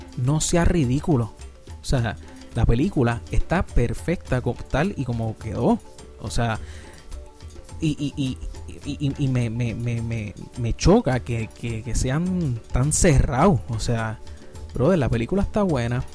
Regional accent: Puerto Rico; Yo soy de Puerto Rico

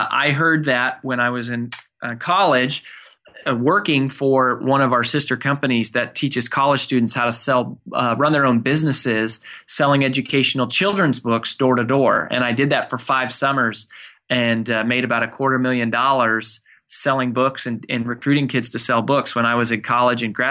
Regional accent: Frederick, Colorado, United States; now in Nashville, United States; I grew up in Colorado in a small town called Frederick

